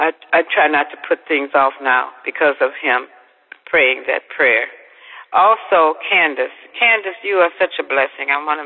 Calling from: Arkansas, United States; I'm calling from Arkansas.

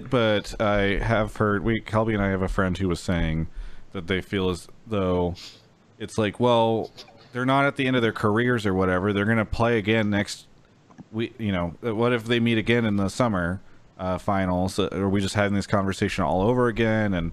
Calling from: Yakima, Washington, United States; I'm calling from Yakima, Washington.

